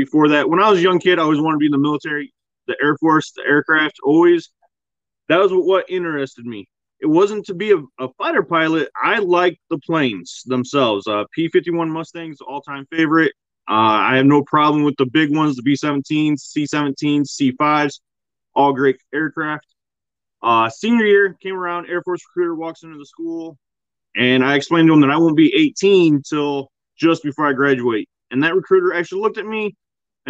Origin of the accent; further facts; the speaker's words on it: a small town in Southwest Michigan, United States; Grew up in a small town, Southwest Michigan. Closest town anyone would know is probably Kalamazoo or South Haven